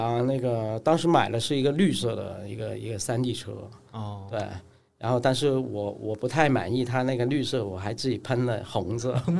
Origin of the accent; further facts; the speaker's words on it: Guangzhou, Guangdong, China; 我老家在广州，然后现在生活其实主要都是在广州。那最近打算会移到成都这边来哦